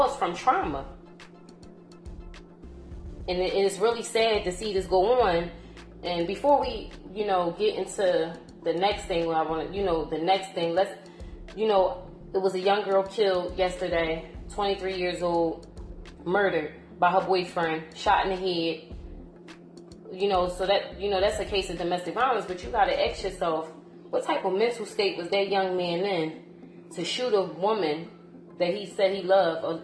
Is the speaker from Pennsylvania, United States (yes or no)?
yes; Philadelphia, Pennsylvania, United States; growing up in North Philly